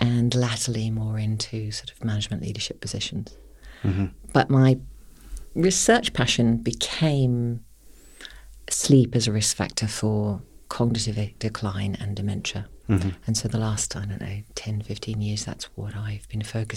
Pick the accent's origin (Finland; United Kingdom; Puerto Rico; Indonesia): United Kingdom; accent: UK; moved away as an adult; now in Perth, Australia; I trained in the UK, if you can't tell from my accent